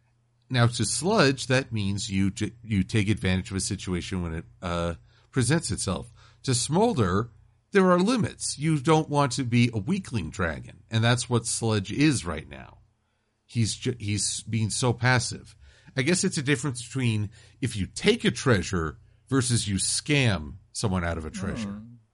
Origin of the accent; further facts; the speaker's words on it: Connecticut, United States; Wait, you made me the Black Ranger because I have African origins? I'm from Connecticut.